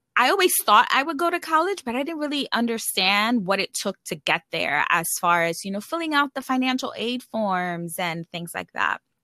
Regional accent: New York City, New York, United States; moved away as an adult; also born or lived in California; I grew up in the Bronx and it's one of the poorest boroughs. Actually, it is the poorest borough in New York City

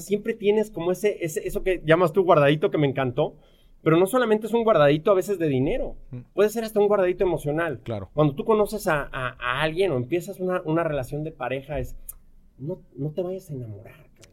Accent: Mexico City, Mexico; moved away as an adult; also born or lived in Vancouver; Yo, soy mexicano, nazco en, la Ciudad de México y, y, crezco en uno de los barrios probablemente más peligrosos y, y, de mayor índice de criminalidad en, en, la Ciudad de México

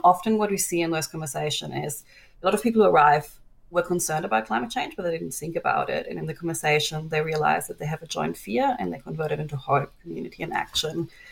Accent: Germany; now in Australia; my home country, Germany

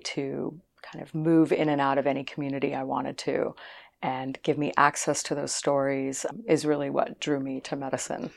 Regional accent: Boston, Massachusetts, United States; moved away; also born or lived in Los Angeles; I grew up in the Boston area

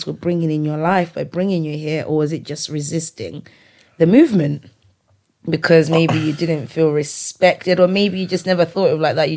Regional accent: Malawi; English is a second language; now in England; from Malawi, and I don't know much English

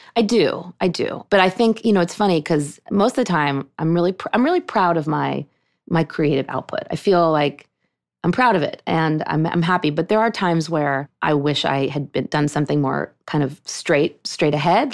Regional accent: Pittsburgh, Pennsylvania, United States; moved away as an adult; also born or lived in Vermont; now in New York, United States; I grew up in Pittsburgh. That was my synagogue

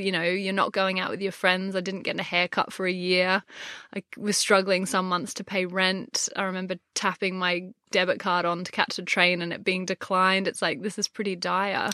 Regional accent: Gold Coast, Queensland, Australia; moved away as an adult; now in London, United Kingdom; I grew up on the Gold Coast

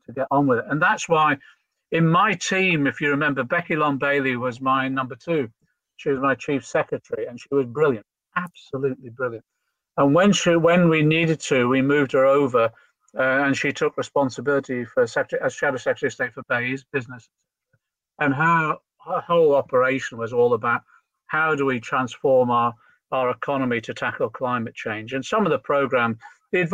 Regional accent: Liverpool, North West England, United Kingdom; I'm a Scouser

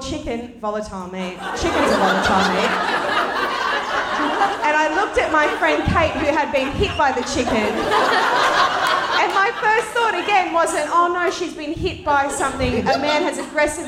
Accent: Sydney, New South Wales, Australia; I grew up in Western Sydney. I went to school in Western Sydney

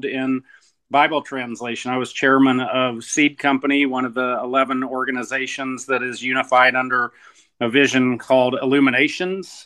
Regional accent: South Georgia, United States; moved away; also born or lived in United Kingdom; I'm from South Georgia, about 15 minutes from the Florida border, and though I didn't, live there my whole life, I lived there a long time

